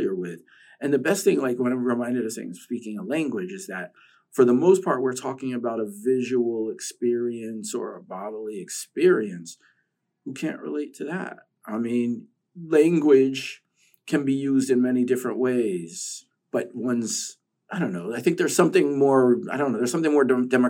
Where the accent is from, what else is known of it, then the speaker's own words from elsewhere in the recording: New York, United States; growing up in New York